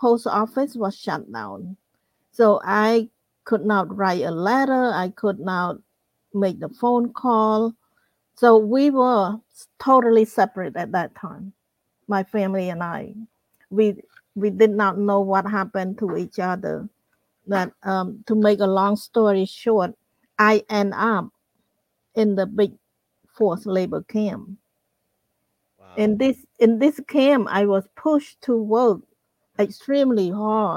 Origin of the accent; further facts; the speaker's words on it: Cambodia; moved away as an adult; also born or lived in Phnom Penh; I grew up in Cambodia in a small town